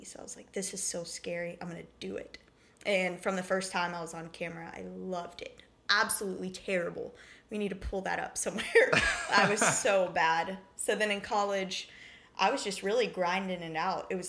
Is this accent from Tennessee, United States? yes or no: yes; Brentwood, Tennessee, United States; also born or lived in Nashville, Tennessee; I grew up in Brentwood, Tennessee, born and raised in Nashville, so really familiar with the culture around here